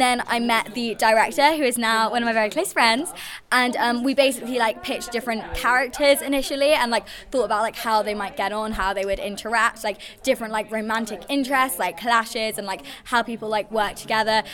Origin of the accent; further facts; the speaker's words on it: London, United Kingdom; moved away as an adult; now in Manchester, United Kingdom; I'm originally from London, but I've been at uni in Manchester for a year